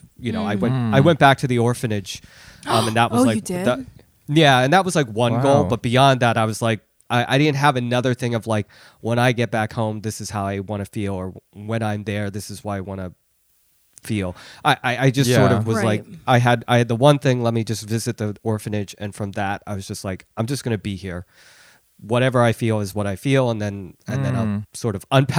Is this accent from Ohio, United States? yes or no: no; Philadelphia, Pennsylvania, United States; And I really just thought of myself as American, you know, or more specifically Philadelphian, because I grew up in Philly